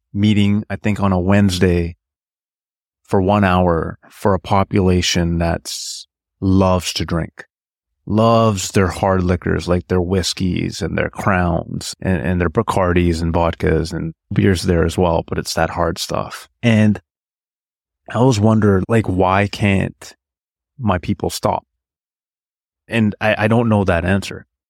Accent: British Columbia, Canada; I was born in Canada, in British Columbia

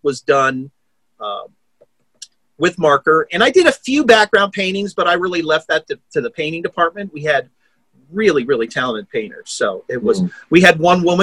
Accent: United States; I'm an American.

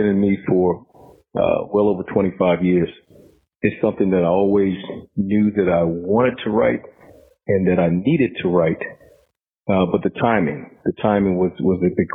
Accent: Augusta, Georgia, United States; moved away; also born or lived in Washington, D.C.; I was born in Washington, D.C. I grew up in East Augusta, Georgia

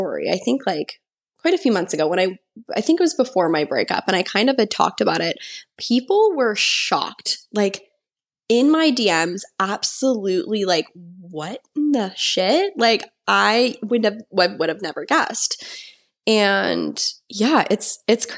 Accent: Kamloops, British Columbia, Canada; moved away; I went to university in my hometown in Kamloops at TRU for 2 years

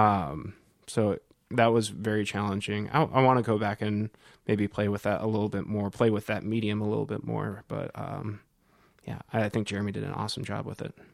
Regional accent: Cedar Rapids, Iowa, United States; moved away as an adult; also born or lived in Northern Colorado; now in Nashville, United States; I'm originally from Cedar Rapids, Iowa, born and raised.

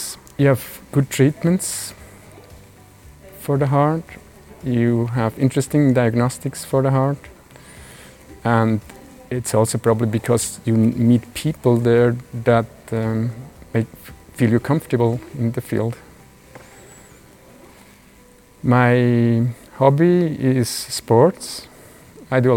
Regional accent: Burg, Aargau, Switzerland; also born or lived in Zurich, Switzerland / Boston, United States; I was born in Burg, Aargau, and I grew up there.

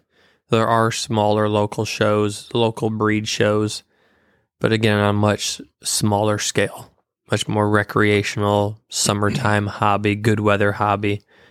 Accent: Paw Paw, Michigan, United States; moved away; Born and raised in Michigan.

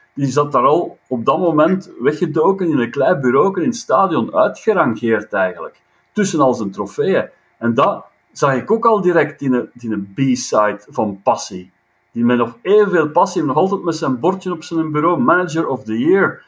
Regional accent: a village 6 km from Leuven, Flanders, Belgium; in het dorpje waar ik geboren ben, en bijsem op 6 kilometer van Leuven

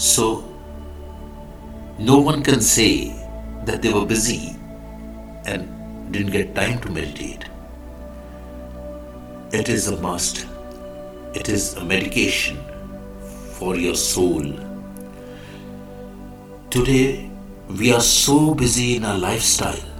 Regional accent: India; I am the Indian monk

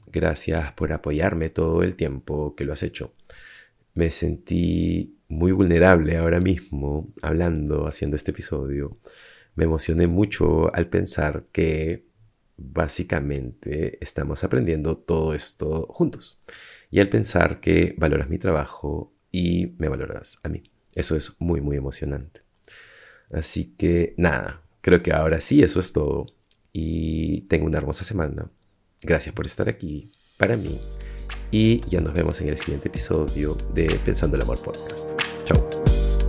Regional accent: Peru; moved away as an adult; also born or lived in Lima, Peru / Cusco, Peru; now in Madrid, Spain; soy de Perú y ahora me he mudado a Madrid

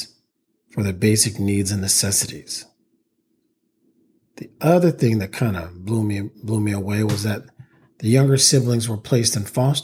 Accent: East Palo Alto, California, United States; We grew up in East Palo Alto, California, a predominantly African-American neighborhood south of San Francisco.

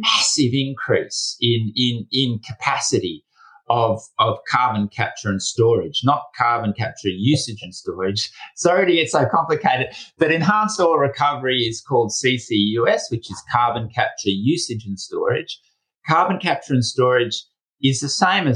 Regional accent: Australia; my home country of Australia

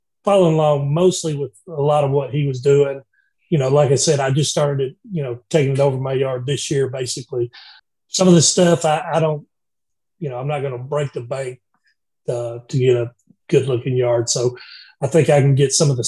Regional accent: Georgia, United States; now in Alabama, United States; I'm originally from Georgia

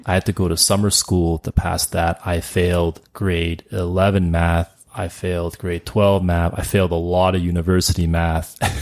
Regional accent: Calgary, Alberta, Canada; also born or lived in Montreal, Quebec; I was born in Canada and I've been living here for almost all of my thirty-eight years

